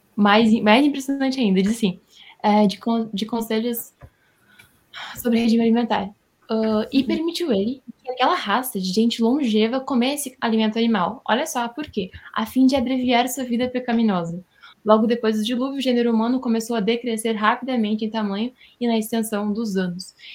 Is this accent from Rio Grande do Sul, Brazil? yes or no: yes; Rio Grande do Sul, Brazil; Eu sou do Rio Grande do Sul, moro na cidade de Itaquara